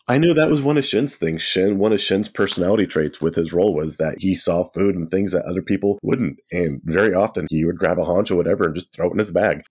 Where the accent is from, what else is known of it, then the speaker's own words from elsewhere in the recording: Central California, United States; growing up in Central California, there was a lot of agriculture